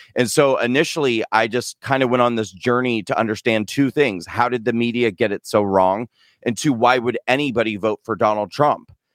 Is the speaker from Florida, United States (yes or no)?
no; Nebraska, United States; moved away; I'm an American citizen who grew up in the Midwest in a small town in a state called Nebraska